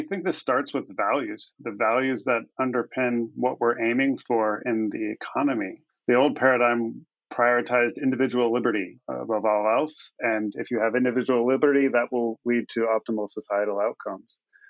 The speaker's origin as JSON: {"language": "English", "region": "California", "country": "United States", "said": "We come from Silicon Valley, where Pierre came from."}